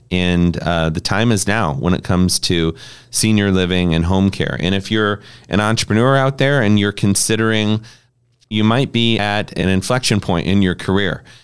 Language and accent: English; Harlan, Iowa, United States; We had a senior living community in Harlan, Iowa, where I, where I grew up